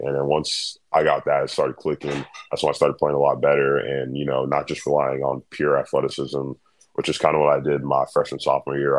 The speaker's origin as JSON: {"language": "English", "town": "Dallas", "region": "Texas", "country": "United States", "tie": "born or raised there", "said": "I was born in Dallas. I've lived uh, in the United States my whole life."}